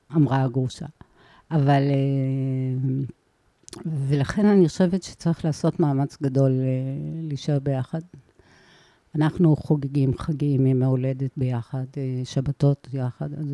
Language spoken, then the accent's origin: Hebrew; Ma'ale HaHamisha, Jerusalem District, Israel; moved away as an adult; also born or lived in Tel Aviv; now in Bat Galim, Israel; מעלה החמישה היא בין אבו גוש לקטנה